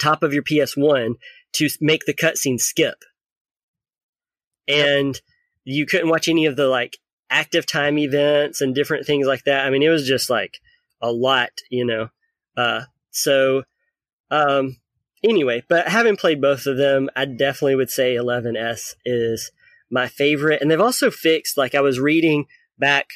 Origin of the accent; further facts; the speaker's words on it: Lawrenceburg, Tennessee, United States; moved away; So I'm originally from Tennessee. It's a really small town in Tennessee. The Lawrenceburg DMV, which is the one in Tennessee that I grew up